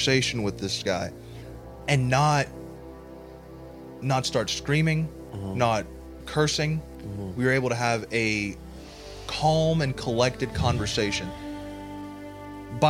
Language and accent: English; Tennessee, United States; born or raised there; also born or lived in New Jersey